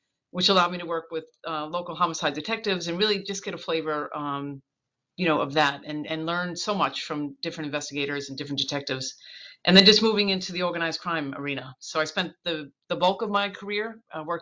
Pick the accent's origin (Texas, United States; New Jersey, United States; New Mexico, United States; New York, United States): New York, United States; Northport; I grew up in Northport in Suffolk County on Long Island